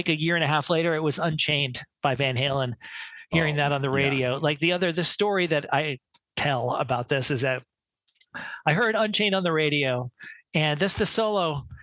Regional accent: New York City, New York, United States; So I grew up around in New York City in the 70s

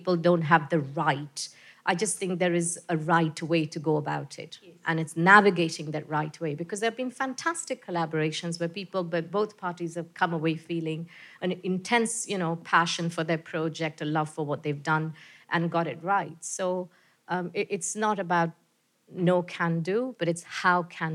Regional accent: India; now in New Zealand; as an Indian person

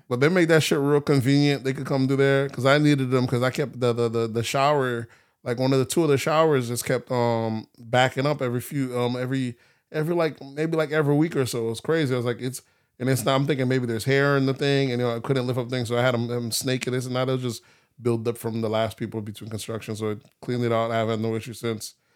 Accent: Palm Beach, Florida, United States; growing up in Palm Beach

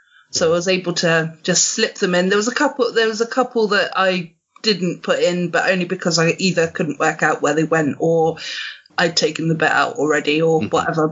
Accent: England, United Kingdom; I'm definitely an English rose.

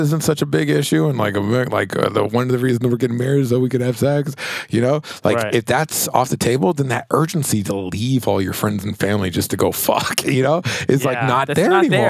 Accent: Belize; If you were like, what accent is that? I'm like, I'm from Belize. I'm from Belize.

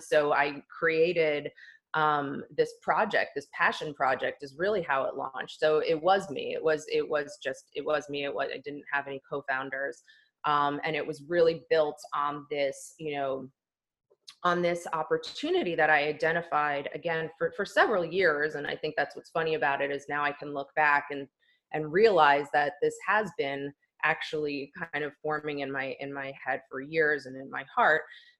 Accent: East Coast, United States; now in Los Angeles, United States; I was born and raised on the East Coast for 40 years. We moved out to LA, where we now live as a family of four, in 2018.

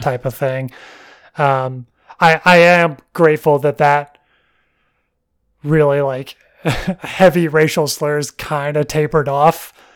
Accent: Alabama, United States; growing up in Alabama and hunting and bird watchers and all that woodland

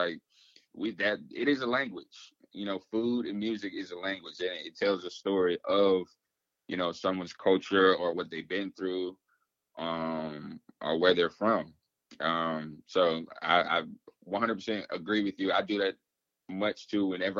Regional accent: the South, United States; So, growing up in the South, as you know, we have a draw. We have accent.

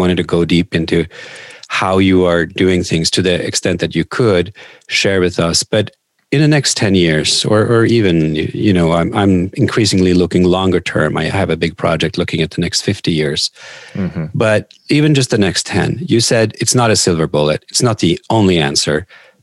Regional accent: Norway; now in United States; I grew up in Norway

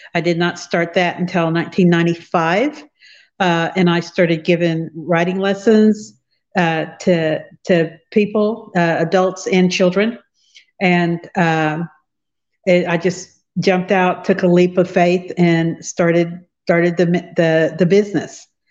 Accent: Fredonia, Kansas, United States; I'm from Fredonia, Kansas, which is a really rural small town. Uh, I grew up in the country

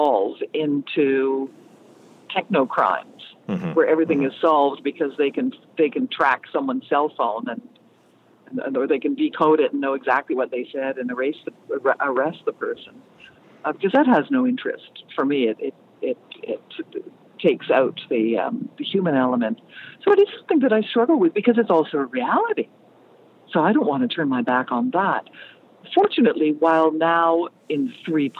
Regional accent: Canada; As a Canadian

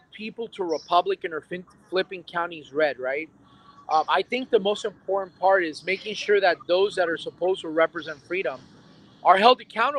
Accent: Chicago, Illinois, United States; now in Deltona, United States; I was born in Chicago

